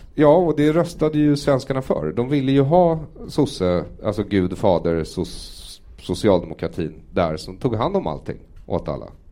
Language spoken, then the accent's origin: Swedish; Sweden; den miljö jag har vuxit upp i här som är svensk